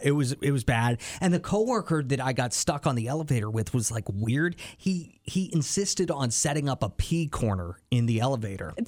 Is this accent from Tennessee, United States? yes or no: no; near Hershey, Pennsylvania, United States; there's a roller coaster like kind of in my hometown at the amusement park called hershey park